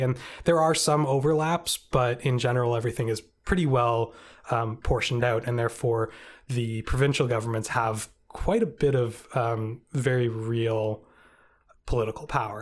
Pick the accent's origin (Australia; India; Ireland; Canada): Canada; we're all Canadian